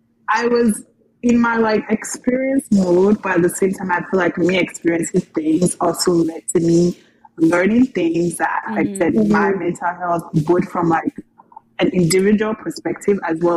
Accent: Nigeria; also born or lived in United States; And I'm from Nigeria, born in America and raised in Africa.

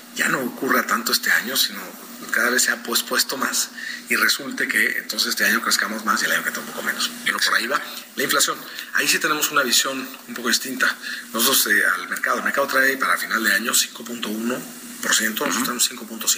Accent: Mexico; en México hemos estado creciendo

